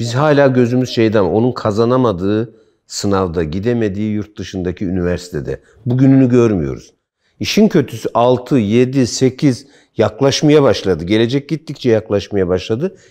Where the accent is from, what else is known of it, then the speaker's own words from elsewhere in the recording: Kırşehir Province, Turkey; moved away; bizim köy Kırşehir'de işte Kızılırmağa yaklaşık 2-3 kilometre mesafede bir küçük dere var